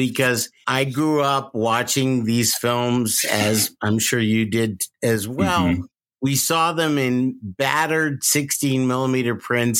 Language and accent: English; New York, United States; I grew up in New York